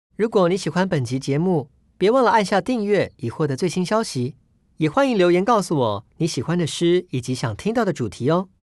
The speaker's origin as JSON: {"language": "Chinese", "country": "Taiwan", "tie": "born or raised there", "said": "我身为一个土生土长的台湾岛屿的居民，从小所见的环境呢，大概就是椰林或者是海洋、山峦等等"}